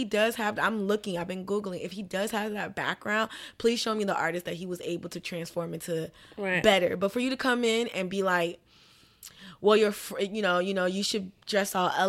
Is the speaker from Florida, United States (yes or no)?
yes; Miami, Florida, United States; Like, and I'm from Miami, so I definitely watched the show.